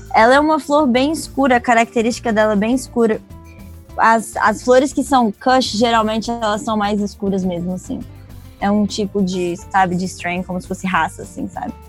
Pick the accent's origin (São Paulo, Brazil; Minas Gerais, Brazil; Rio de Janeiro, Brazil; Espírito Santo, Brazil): Espírito Santo, Brazil; Vitória; moved away as an adult; also born or lived in Tofino, Canada; sou da Ilha de Vitória, aqui no Espírito Santo, no Brasil